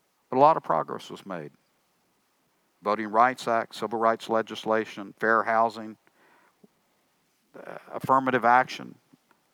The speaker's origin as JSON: {"language": "English", "town": "Tyler", "region": "Texas", "country": "United States", "tie": "born or raised there", "said": "Tyler, my hometown"}